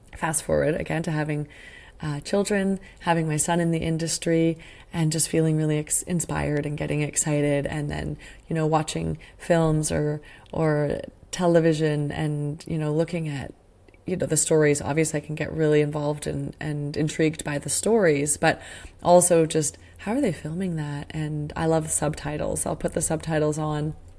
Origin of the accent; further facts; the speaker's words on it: Sudbury, Ontario, Canada; I grew up in Sudbury, Ontario